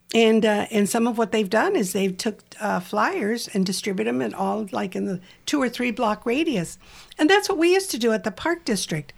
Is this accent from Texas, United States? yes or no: yes; Uvalde, Texas, United States; I grew up in Texas in a little town called Uvalde